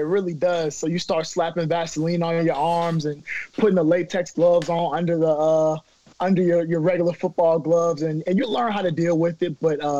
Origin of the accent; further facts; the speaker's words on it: Maryland, United States; moved away as an adult; I'm from Maryland, you know, so we're getting inches of snow